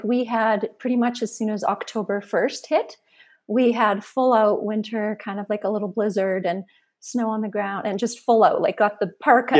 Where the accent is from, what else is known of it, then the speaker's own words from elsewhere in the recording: Saskatoon, Saskatchewan, Canada; moved away as an adult; also born or lived in Athens, Georgia, United States / British Columbia; now in Alberta, Canada; I was born and raised in Saskatoon, Saskatchewan, in the prairies, went to school there, moved to actually a place called Athens, Georgia, just outside of Atlanta, Georgia, in 2000, and lived there for about 7 years